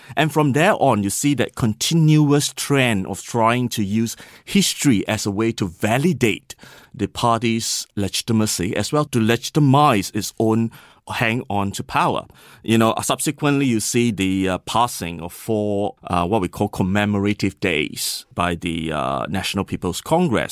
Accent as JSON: {"language": "English", "country": "Singapore", "moved": "yes", "said": "I was from Singapore"}